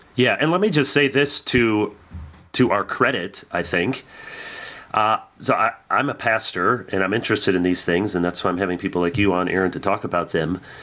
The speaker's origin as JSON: {"language": "English", "region": "Midwest", "country": "United States", "tie": "born or raised there", "said": "growing up in the Midwest"}